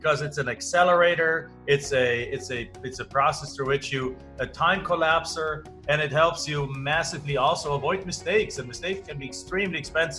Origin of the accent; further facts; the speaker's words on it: Germany; English is a second language; moved away as an adult; now in United States; I'm not from the United States. I live in the United States. I am an American citizen now, but I'm originally from Germany.